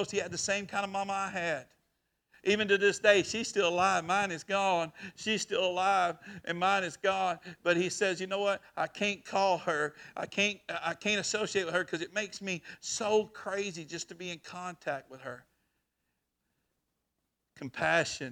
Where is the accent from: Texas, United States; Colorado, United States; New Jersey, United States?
Texas, United States; Chilton; I grew up in Chilton, Texas